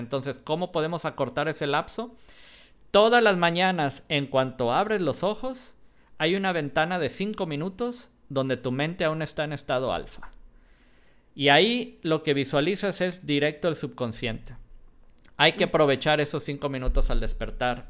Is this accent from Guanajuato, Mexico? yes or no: no; Jalisco, Mexico; yo soy de Jalisco